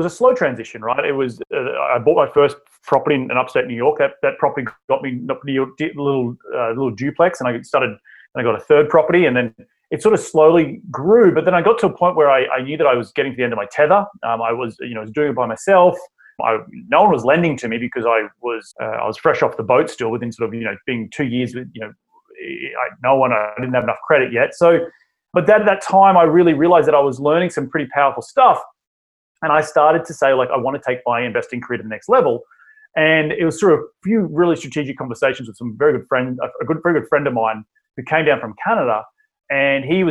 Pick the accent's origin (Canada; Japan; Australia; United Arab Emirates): Australia; moved away as an adult; now in United States; originally from Australia, my deep southern accent, as I like to say, and I moved to the United States back in 2012